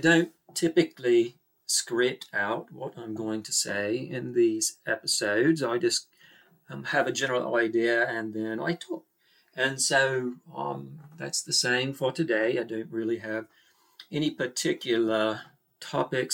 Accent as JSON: {"language": "English", "country": "Australia", "accent": "Australian", "said": "people hear my accent, then they immediately think, here's a girl from Australia."}